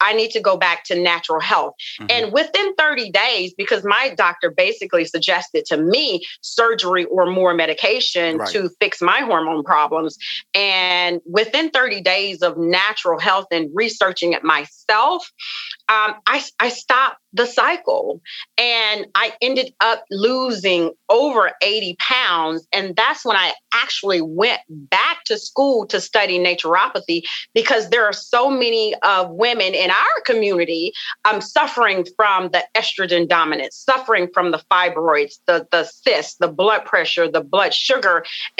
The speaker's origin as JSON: {"language": "English", "region": "the South", "country": "United States", "said": "you know, I come from the South. And we come from, you know, a family of just rich cooking, rich foods."}